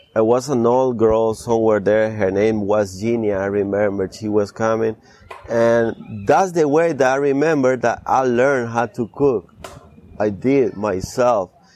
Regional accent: Guápiles, Limón, Costa Rica; moved away; I grew up there

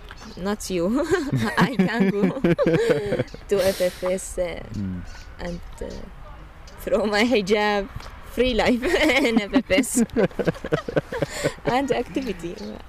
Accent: Deir ez-Zor, Deir ez-Zor Governorate, Syria; English is a second language; And … from Deir ez-Zor, and … from Deir ez-Zor, same city.

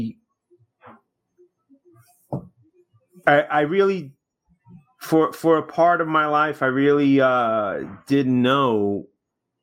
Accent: New York City, New York, United States; I was born in Brooklyn

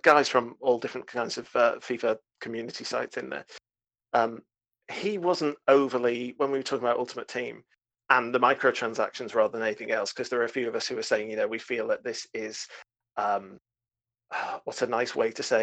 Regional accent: United Kingdom; I'm British

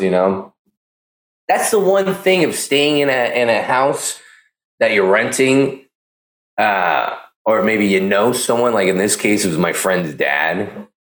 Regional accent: Pleasanton, California, United States; Pleasanton, California. It's my hometown. I'm from Pleasanton

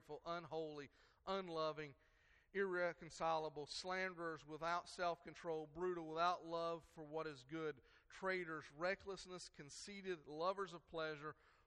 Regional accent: United States; how do they know I'm an American

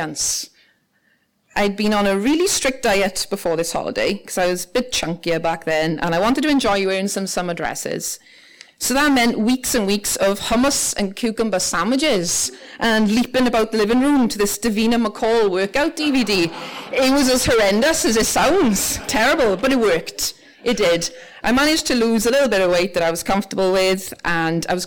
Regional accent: Ferndale, Wales, United Kingdom; moved away as an adult; now in Northern Ireland; I grew up in the Rhondda Valleys in South Wales

